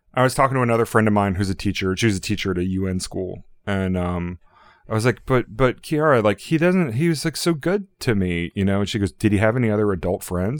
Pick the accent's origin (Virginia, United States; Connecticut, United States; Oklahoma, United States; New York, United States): Virginia, United States; Norfolk; moved away; I'm from Norfolk, Virginia, which is a super, super conservative area.